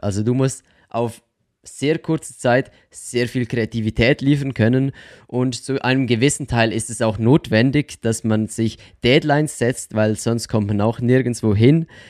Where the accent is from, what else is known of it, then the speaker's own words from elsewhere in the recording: Switzerland; accent: Swiss; first language Swiss German; komme aus der Schweiz, wie man wahrscheinlich auch unschwer an meinem komischen Akzent hören kann